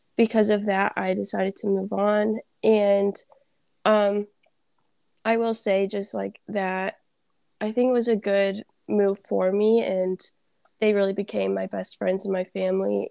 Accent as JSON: {"language": "English", "town": "Vernon Hills", "region": "Illinois", "country": "United States", "said": "I'm from Vernon Hills, Illinois."}